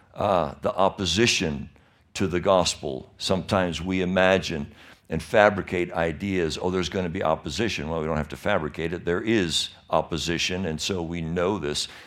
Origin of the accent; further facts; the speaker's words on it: Michigan, United States; now in California, United States; I was born and raised in Michigan